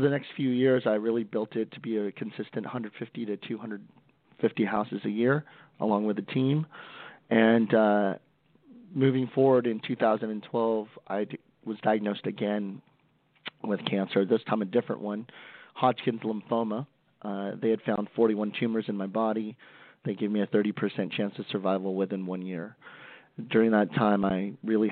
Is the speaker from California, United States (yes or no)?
yes; Stockton, California, United States; I'm from Stockton, California, one of the roughest cities in the United States, born and raised there